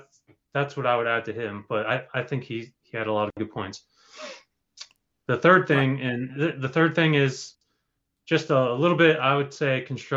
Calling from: Rhode Island, United States; from Rhode Island.

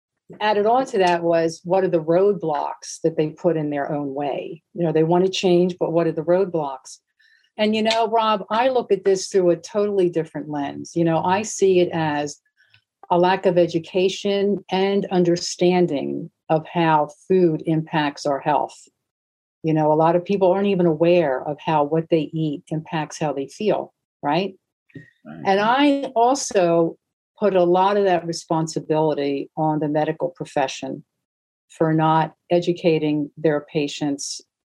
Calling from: Bloomfield, New Jersey, United States; I'm coming from Bloomfield, New Jersey, which, if you're not familiar, you're from Europe. We're like 10 miles west of New York City.

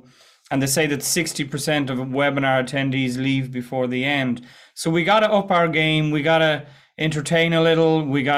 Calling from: west of Ireland, Ireland; Yes, indeed. I am in the west of Ireland, Begara, and all that good stuff.

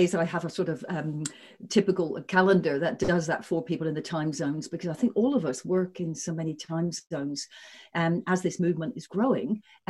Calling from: Sydney, New South Wales, Australia; I'm calling in from Sydney, Australia.

